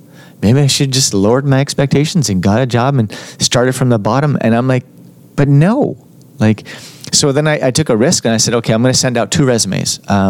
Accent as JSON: {"language": "English", "town": "Montreal", "region": "Quebec", "country": "Canada", "moved": "as an adult", "lives_now": "Vancouver, Canada", "said": "I'm from Montreal, right?"}